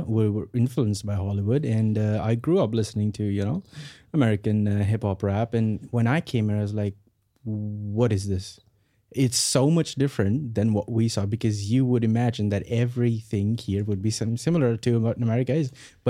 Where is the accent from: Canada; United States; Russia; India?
India; northern India; now in Australia; North India, sir.